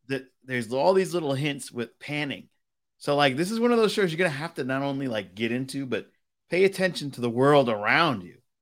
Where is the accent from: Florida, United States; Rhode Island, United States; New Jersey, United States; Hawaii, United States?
Rhode Island, United States; Providence; I was born in, in Providence, Rhode Island, and I grew up in Fox Point, Rhode Island